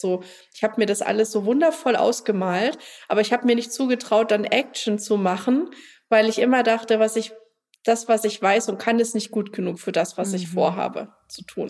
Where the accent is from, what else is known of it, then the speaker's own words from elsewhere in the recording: Germany; ich komme aus Deutschland